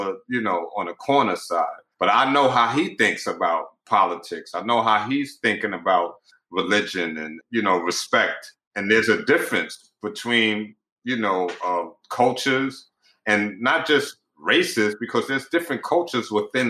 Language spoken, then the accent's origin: English; New York City, New York, United States; I grew up in Pink Houses Projects and Brownsville Projects